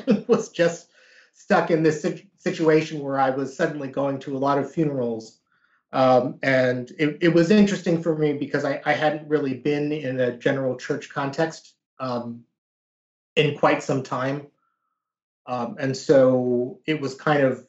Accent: United States; growing up as a Korean American in the United States

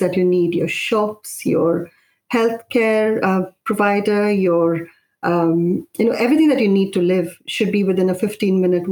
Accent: Mumbai, Maharashtra, India; also born or lived in Indonesia / Kerala; now in United Kingdom; I grew up in Bombay

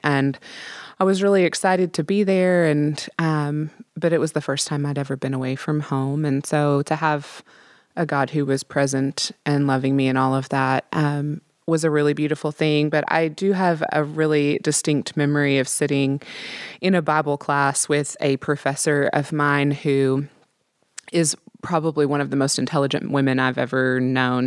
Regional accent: Midwest, United States; I'm from the Midwest

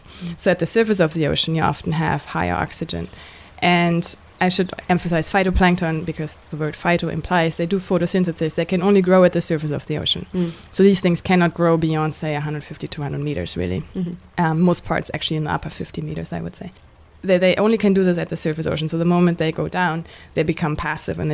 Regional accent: Germany; moved away as an adult; also born or lived in Victoria, Canada; now in Canada; I grew up in Germany

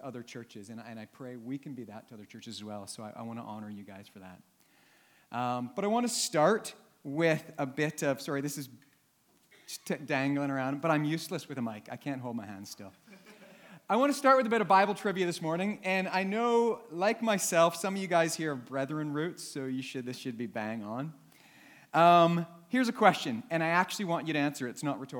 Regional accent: Canada; now in Northern Ireland, United Kingdom; I'm Canadian

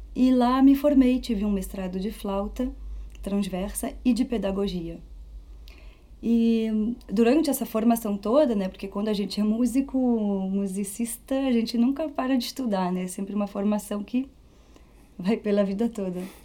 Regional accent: Paris, Île-de-France, France; first language Portuguese; moved away as an adult; also born or lived in Rio Grande do Sul, Brazil / Belgium; now in Rio de Janeiro, Brazil; Quando eu tinha três anos, eu fui morar na França com a minha família. E fui alfabetizada em francês, mas em casa sempre falei português.

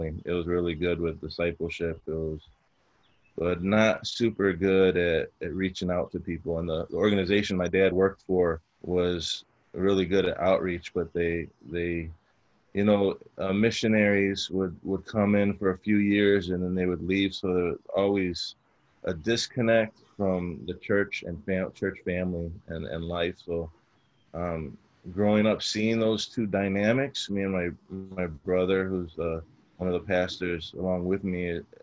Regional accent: Chicago, Illinois, United States; I grew up in Chicago, and growing up, I kind of grew up in a rougher area of Chicago

